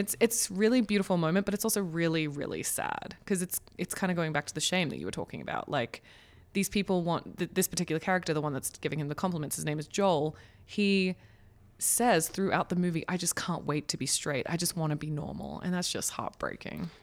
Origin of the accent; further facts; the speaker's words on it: Australia; as an Australian